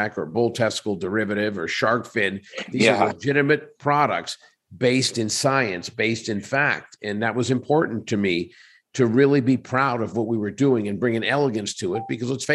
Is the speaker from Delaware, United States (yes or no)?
no; Pittsburgh, Pennsylvania, United States; now in Las Vegas, United States; I'm from Pittsburgh.